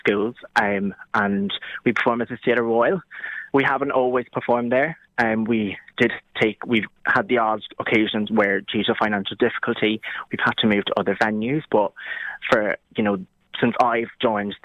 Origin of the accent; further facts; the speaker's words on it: County Wexford, Leinster, Ireland; now in Nottingham, United Kingdom; I am not from Nottingham, but I'm from a lovely little county in Ireland called Wexford